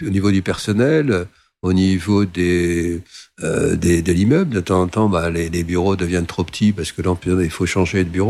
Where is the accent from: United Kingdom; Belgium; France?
France; moved away as an adult; also born or lived in Côte d'Ivoire; en tant que Français